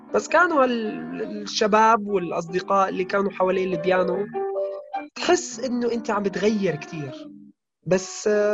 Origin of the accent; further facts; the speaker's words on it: Damascus, Damascus Governorate, Syria; moved away; نحن المخيم اليرموك